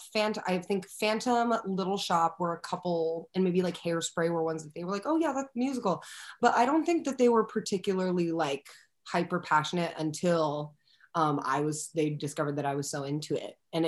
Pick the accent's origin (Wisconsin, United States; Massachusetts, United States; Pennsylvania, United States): Pennsylvania, United States; Philadelphia; now in Brooklyn, United States; I'm from Philadelphia. I was living in Philadelphia at the time with my parents